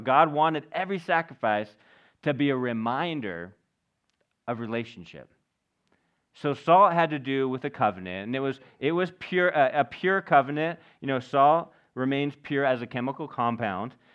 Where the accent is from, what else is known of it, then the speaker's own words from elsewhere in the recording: United States; we're American.